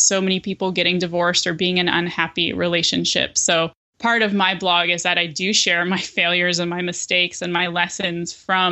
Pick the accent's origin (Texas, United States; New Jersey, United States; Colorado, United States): Colorado, United States; Denver; born or raised there; now in Portland, United States